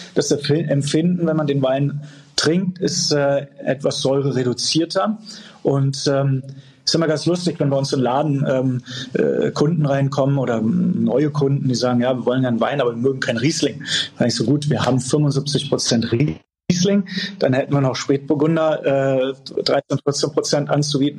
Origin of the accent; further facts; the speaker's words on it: Eltville am Rhein, Hesse, Germany; also born or lived in Bonn / Fribourg, Switzerland; Ich bin hier aufgewachsen mitten im Weingut